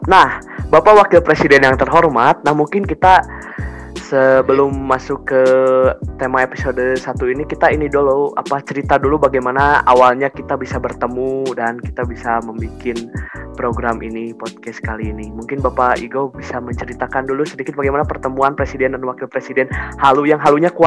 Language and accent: Indonesian; Bandung, West Java, Indonesia; saya dari Bandung ya. Jadi saya Sunda